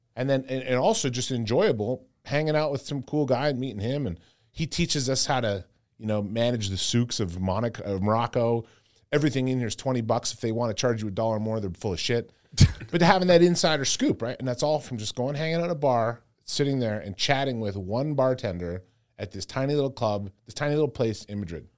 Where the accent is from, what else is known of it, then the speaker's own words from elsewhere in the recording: Canada; I'm so Canadian